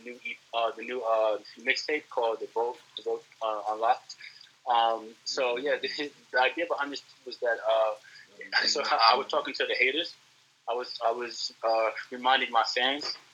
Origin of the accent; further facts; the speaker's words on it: New York City, New York, United States; now in San Diego, United States; I'm born and raised in New York City. Born in Brooklyn, raised in the Bronx most of my life.